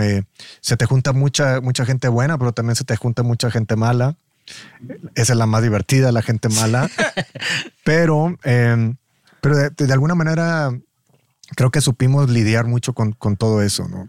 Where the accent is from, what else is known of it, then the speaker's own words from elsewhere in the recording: Matamoros, Tamaulipas, Mexico; yo soy de Matamoros